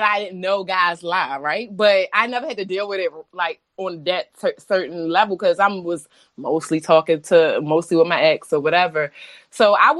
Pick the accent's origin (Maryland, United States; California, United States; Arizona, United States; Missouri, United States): Maryland, United States; Baltimore; moved away as an adult; now in Washington, D.C., United States; I'm a bitch from Baltimore